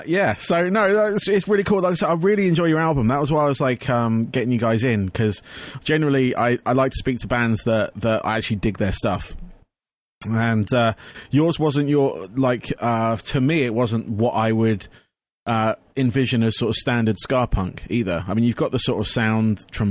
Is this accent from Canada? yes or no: no; England, United Kingdom; I am from England